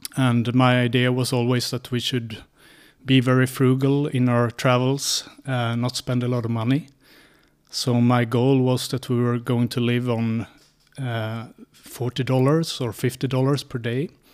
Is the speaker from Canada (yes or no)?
no; Sweden; moved away as an adult; also born or lived in Linköping; now in Prague, Czechia; I'm from Sweden. So I grew up in a small village in Sweden